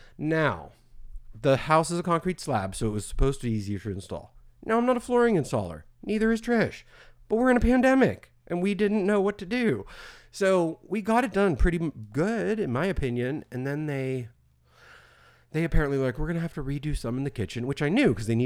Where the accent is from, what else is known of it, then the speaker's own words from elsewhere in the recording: Florida, United States; We're from Florida.